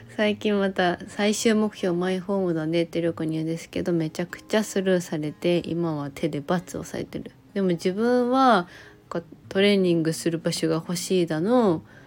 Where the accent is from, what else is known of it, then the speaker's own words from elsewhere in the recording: Miyazaki, Japan; accent: Miyazaki dialect; also born or lived in Kagoshima; 自分たちの場合は宮崎県出身でも宮崎の中でしか移動してない